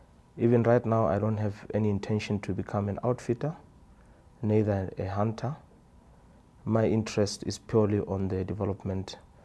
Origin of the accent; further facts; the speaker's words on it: Maun, North-West District, Botswana; I'm from Botswana. A village called Maun. That's where I live.